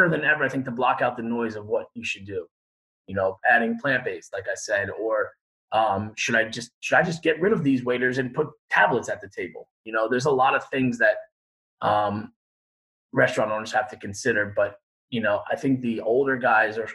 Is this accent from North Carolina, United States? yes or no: no; Long Island, New York, United States; I grew up on Long Island